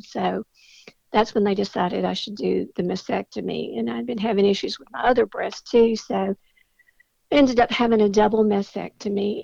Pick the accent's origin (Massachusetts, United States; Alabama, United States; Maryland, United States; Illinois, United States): Alabama, United States; Mobile; I was born and raised in Mobile